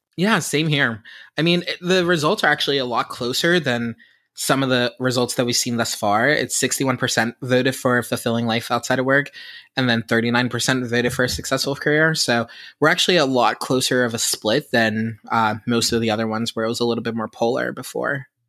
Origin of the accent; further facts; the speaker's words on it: Pittsburgh, Pennsylvania, United States; I am from Pittsburgh